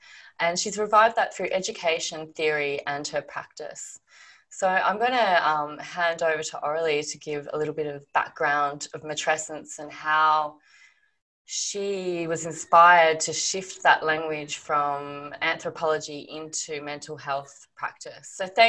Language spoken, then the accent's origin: English; Australia; accent: Aussie; Even with my Aussie accent.